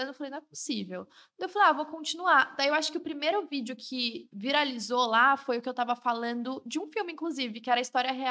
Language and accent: Portuguese; São Paulo, Brazil; E eu tava em casa, né? Eu sou do interior daqui de São Paulo, então eu tava na casa dos meus pais.